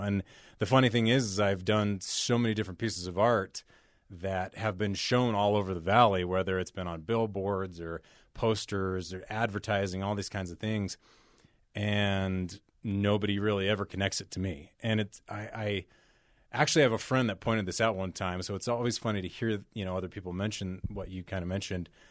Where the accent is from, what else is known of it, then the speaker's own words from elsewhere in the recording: Salt Lake City, Utah, United States; I grew up here in Salt Lake, first generation